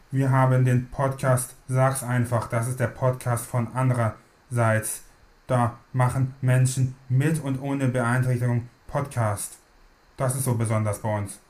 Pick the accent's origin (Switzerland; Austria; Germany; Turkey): Germany; Hamburg; Ich komme aus Hamburg.